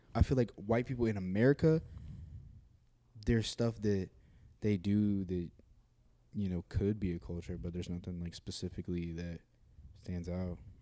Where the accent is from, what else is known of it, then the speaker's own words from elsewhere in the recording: United States; I'm American